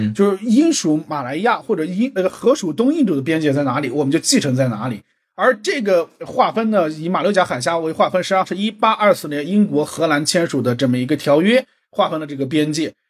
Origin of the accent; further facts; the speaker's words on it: China; 还有一个涉及到我们中国人可能很敏感的一个话题